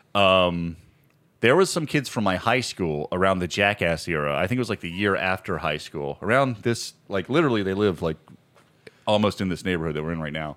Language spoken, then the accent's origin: English; Virginia, United States; I grew up in Virginia